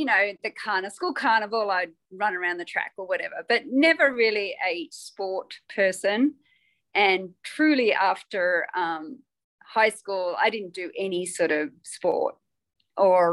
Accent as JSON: {"language": "English", "town": "Canberra", "region": "Australian Capital Territory", "country": "Australia", "tie": "born or raised there", "also_born_or_lived": "Queensland / Sydney", "moved": "as an adult", "lives_now": "Denver, United States", "said": "I was born in Queensland. I lived in Western Australia for like 6-7 years and then I moved to Canberra. So I did most of my schooling in Canberra."}